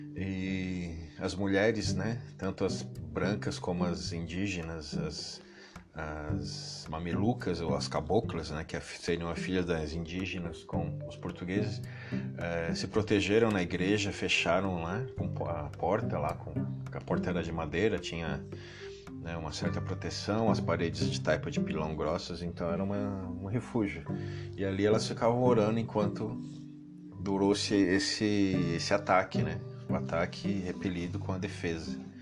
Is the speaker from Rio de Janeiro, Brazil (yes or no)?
no; São Paulo, Brazil; nascido e criado aqui no Itaim Paulista